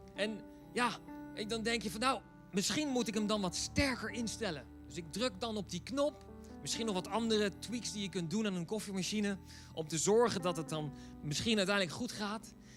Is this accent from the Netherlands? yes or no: yes; Netherlands; wij als Nederlanders